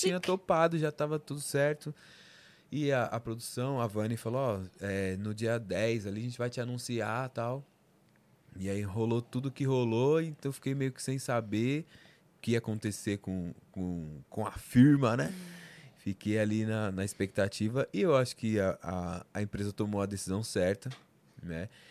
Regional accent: São Paulo, Brazil; Eu sou da, da Zona Norte, Vila Maria, né? Zona Norte, Zona Norte de São Paulo

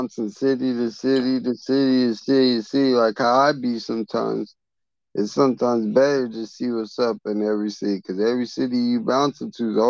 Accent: the Bay Area, California, United States; I just performed in sack, but I'm from the Bay.

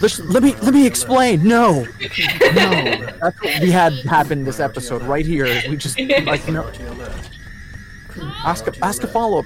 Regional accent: United States

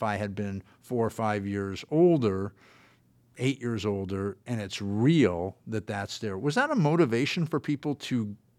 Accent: Los Angeles, California, United States; I grew up in Los Angeles.

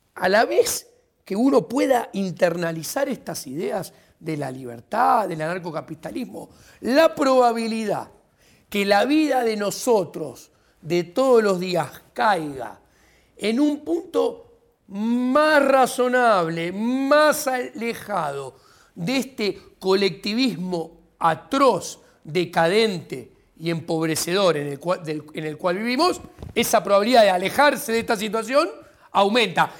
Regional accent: Buenos Aires, Argentina; also born or lived in England; Soy estudiante de la UBA desde el 85, porque fui al Colegio Nacional de Buenos Aires, que es en la secundaria de la Universidad de Buenos Aires.

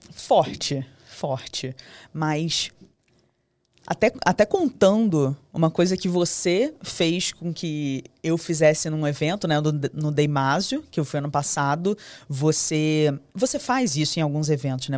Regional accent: Rio de Janeiro, Brazil; A gente é carioca, a gente tem licença poética pra falar palavrão

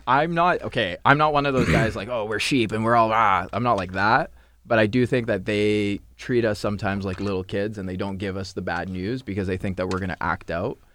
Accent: Surrey, British Columbia, Canada; I grew up in Surrey, too

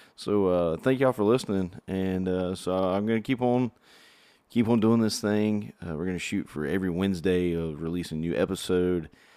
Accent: South Carolina, United States; I'm from from South Carolina, so I've always, uh, grew up going to Clemson games

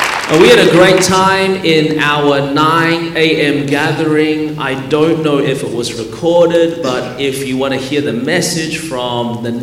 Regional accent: Melbourne, Victoria, Australia; now in Anderson, United States; Born and raised in Melbourne, Australia. That's the reason my voice is this way.

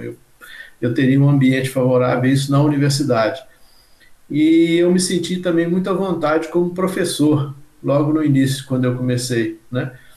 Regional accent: Diamantina, Minas Gerais, Brazil; eu nasci em Diamantina, Minas Gerais, e vivi num, num ambiente onde que circulavam na minha casa muitos profissionais

